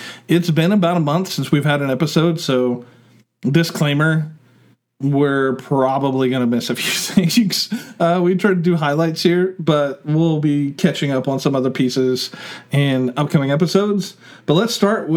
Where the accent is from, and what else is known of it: Oklahoma, United States